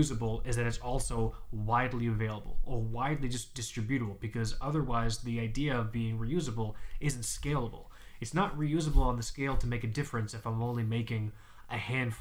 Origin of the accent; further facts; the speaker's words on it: Florida, United States; I'm from Florida